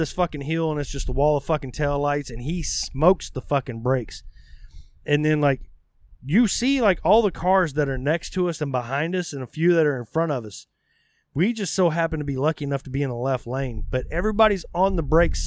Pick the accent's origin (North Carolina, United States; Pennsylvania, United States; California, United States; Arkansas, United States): Arkansas, United States; I grew up in Arkansas